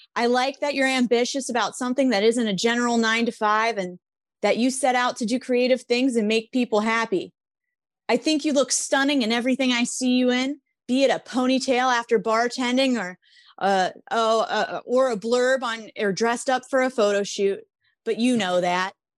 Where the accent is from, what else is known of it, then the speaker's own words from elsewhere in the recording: Chicago, Illinois, United States; I'm from Chicago